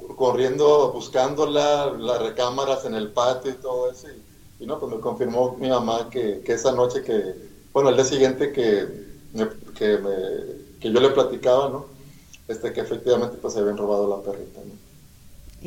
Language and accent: Spanish; Monterrey, Nuevo León, Mexico; soy de Monterrey, Nuevo León